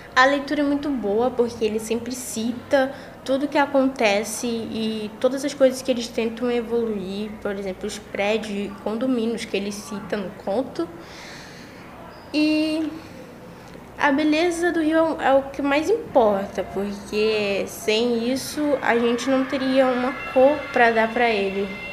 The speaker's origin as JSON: {"language": "Portuguese", "region": "Rio de Janeiro", "country": "Brazil", "tie": "born or raised there", "said": "eu sou carioca, nasci no Rio"}